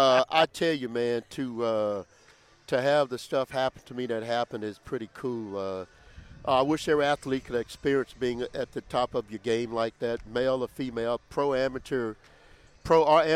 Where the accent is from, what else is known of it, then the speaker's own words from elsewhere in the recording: Louisiana, United States; moved away as an adult; also born or lived in Oakland; You know he's from Georgia and I'm from Louisiana